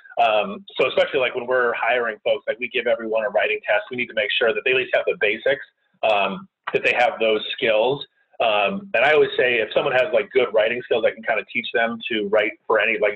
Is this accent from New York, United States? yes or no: no; Connecticut, United States; moved away as an adult; now in Washington, D.C., United States; I grew up in the middle of nowhere in Connecticut.